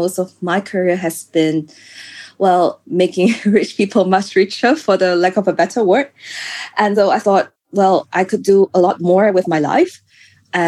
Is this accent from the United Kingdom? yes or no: no; Singapore; moved away as an adult; also born or lived in France; I grew up in Singapore, so I don't really have this sense of danger until I started living in other countries